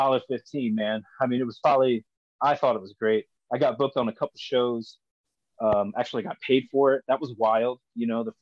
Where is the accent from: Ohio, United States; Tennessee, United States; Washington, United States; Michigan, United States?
Ohio, United States; Lima; I was born here in Lima, Ohio